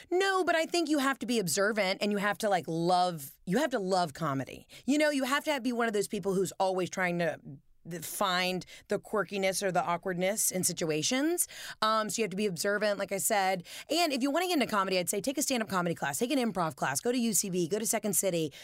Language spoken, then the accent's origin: English; the South, United States; we're both from the South